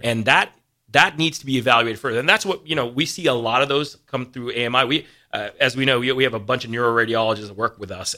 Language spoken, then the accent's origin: English; East Coast, United States; moved away as an adult; now in Lincoln, Nebraska, United States; I came from the East Coast. Right. Uh, grew up there